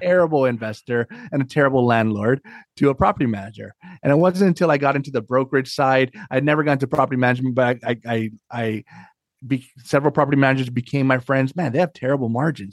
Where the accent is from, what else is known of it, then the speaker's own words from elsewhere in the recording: Hawaii, United States; moved away as an adult; now in Northern Virginia, United States; I'm born and raised in Hawaii